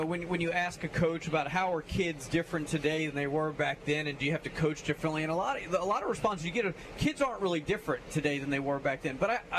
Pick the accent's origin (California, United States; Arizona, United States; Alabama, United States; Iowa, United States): Alabama, United States; Theodore; I'm from Theodore.